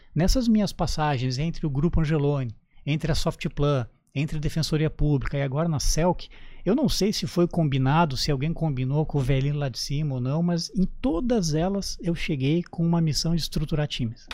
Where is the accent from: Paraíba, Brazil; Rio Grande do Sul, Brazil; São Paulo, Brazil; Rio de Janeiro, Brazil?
Rio Grande do Sul, Brazil; Canoas; moved away as an adult; also born or lived in Porto Alegre; now in Santa Catarina, Brazil; Tudo isso no Rio Grande do Sul, na minha terra natal. Eu sou natural de Canoas